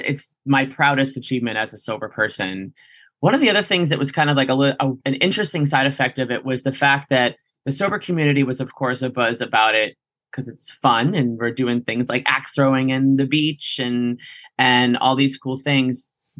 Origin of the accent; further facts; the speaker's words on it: Boston, Massachusetts, United States; I'm from Boston, Massachusetts. I'm 37 years old.